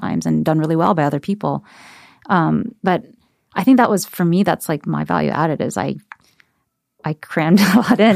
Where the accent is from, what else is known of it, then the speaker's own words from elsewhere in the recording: Ohio, United States; someone who's been a minority and growing up in Ohio without any other Asian Americans around